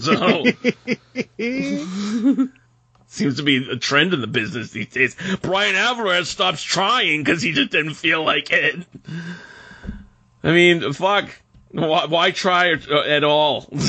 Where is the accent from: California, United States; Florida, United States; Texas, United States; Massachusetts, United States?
Massachusetts, United States; Boston; Anything within 5 miles counts. That's why I claim I'm from Boston.